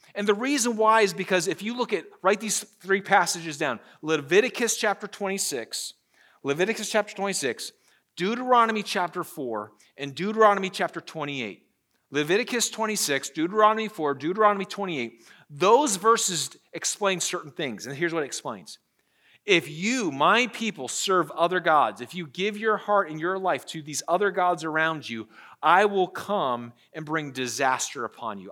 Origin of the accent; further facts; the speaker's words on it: Pennsylvania, United States; moved away as an adult; now in Charlotte, United States; I'm from Pennsylvania. Uh, I was a Yankee.